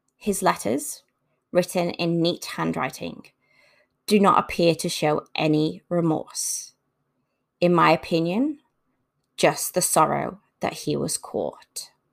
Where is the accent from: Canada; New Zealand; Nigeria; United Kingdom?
United Kingdom; Liverpool, North West England; moved away as an adult; now in Brisbane, Australia; my hometown of Liverpool